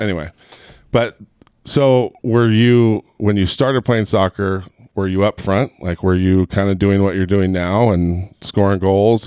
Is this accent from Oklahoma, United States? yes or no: no; Southern California, United States; moved away; also born or lived in Gilbert, Arizona; I grew up in Southern California